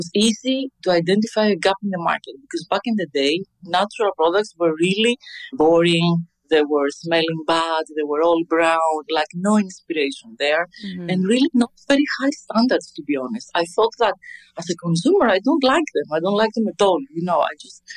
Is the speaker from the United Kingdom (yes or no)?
no; Athens, Attica, Greece; I grew up in Athens